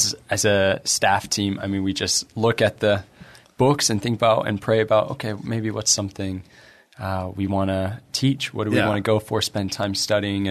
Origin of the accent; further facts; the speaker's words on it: United States; we're American